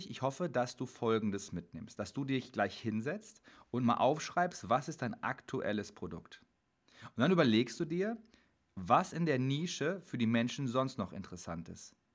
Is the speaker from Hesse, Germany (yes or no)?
no; Dortmund, North Rhine-Westphalia, Germany; Ich komme aus Dortmund.